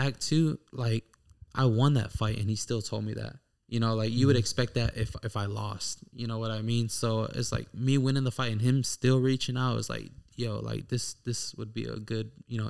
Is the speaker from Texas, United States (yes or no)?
yes; Houston, Texas, United States; I was born and raised in Houston.